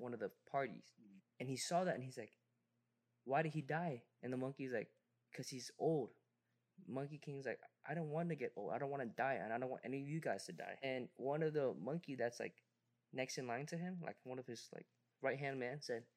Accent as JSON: {"language": "English", "country": "Vietnam", "tie": "born or raised there", "moved": "yes", "said": "my childhood growing up in Vietnam"}